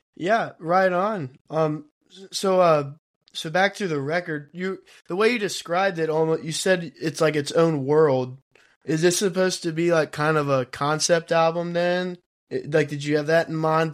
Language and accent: English; Kentucky, United States; We're from Kentucky